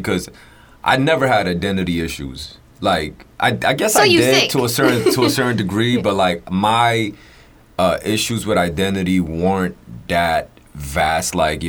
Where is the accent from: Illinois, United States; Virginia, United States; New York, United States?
New York, United States; Queens; Queens, though, right? Yes, that is true.